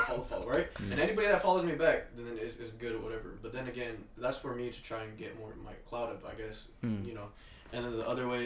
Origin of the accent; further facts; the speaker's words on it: Kent, Washington, United States; we're all from Kent